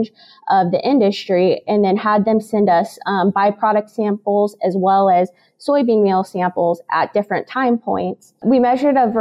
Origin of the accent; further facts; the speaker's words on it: Illinois, United States; moved away as an adult; now in Kansas, United States; I'm originally from Illinois